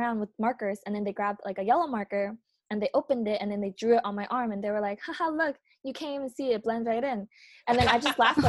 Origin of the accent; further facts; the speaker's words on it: New York, United States; we grew up in New York, and it's like I grew up where I was always surrounded by a bunch of different race